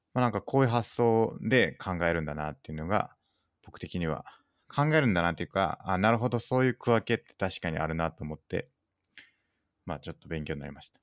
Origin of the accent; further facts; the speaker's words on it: Hyogo, Japan; moved away; 兵庫県だ。しかも、僕の出身の